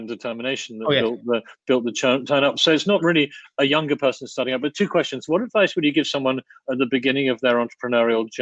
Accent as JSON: {"language": "English", "country": "United Kingdom", "tie": "born or raised there", "moved": "yes", "lives_now": "Krakow, Poland", "said": "I grew up in the United Kingdom"}